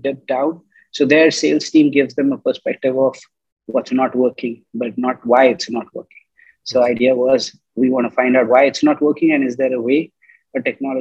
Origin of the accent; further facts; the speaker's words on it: India; moved away as an adult; now in Nigeria; I'm an Indian by origin, qualified engineer, have been based in Nigeria, West Africa for the last 23 years.